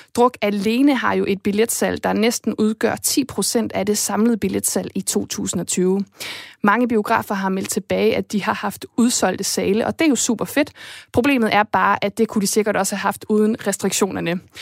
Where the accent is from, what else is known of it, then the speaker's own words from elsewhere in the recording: Esbjerg, Southern Denmark, Denmark; jeg er selv fra Jylland, jeg er fra Esbjerg, det er den der jyske ro